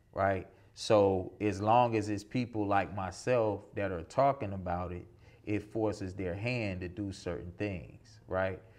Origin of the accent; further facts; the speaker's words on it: South Georgia, United States; growing up in South Georgia